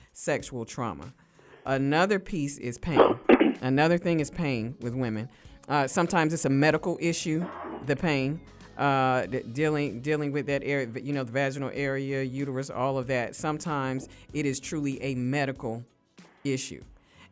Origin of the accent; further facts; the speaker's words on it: United States; I consider myself as African American, not a black person who just happened to be born in America